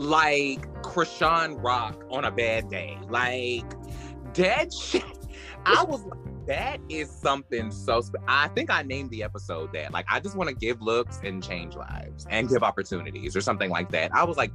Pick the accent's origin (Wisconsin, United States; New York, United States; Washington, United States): New York, United States; Brooklyn; Cause I am a bitch from Brooklyn that I didn't fuck with.